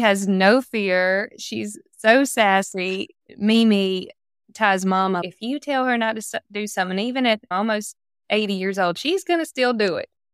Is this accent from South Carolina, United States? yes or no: yes; South Carolina, United States; I grew up just in the South